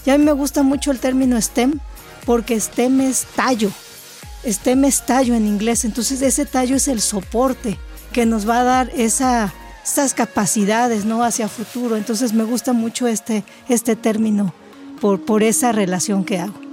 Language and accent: Spanish; Mexico; somos como mexicanos pioneros, no solo en Veracruz, sino también en otras entidades federativas.